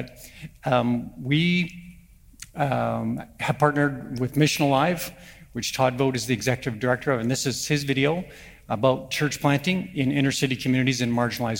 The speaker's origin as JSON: {"language": "English", "country": "Canada", "said": "since I'm from Canada, I would say, thanks a lot, eh?"}